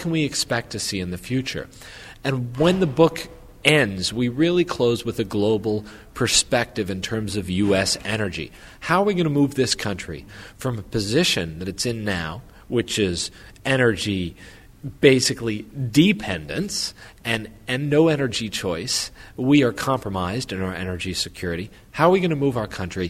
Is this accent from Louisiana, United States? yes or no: yes; Louisiana, United States; I grew up in Louisiana in the oil industry